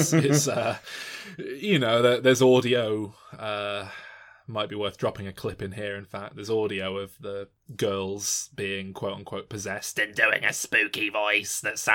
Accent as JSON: {"language": "English", "country": "United Kingdom", "said": "as a British person."}